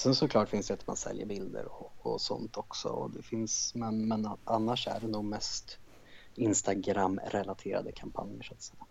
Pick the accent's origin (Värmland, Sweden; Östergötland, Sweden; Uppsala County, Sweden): Värmland, Sweden; Karlskoga; moved away as an adult; now in Stockholm, Sweden; Ursprungligen kommer jag från en liten stad i Värmland som heter Karlskoga